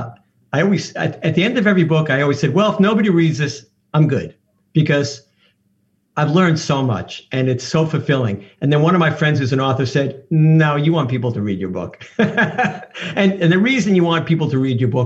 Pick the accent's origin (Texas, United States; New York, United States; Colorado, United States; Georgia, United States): New York, United States; I'm from New York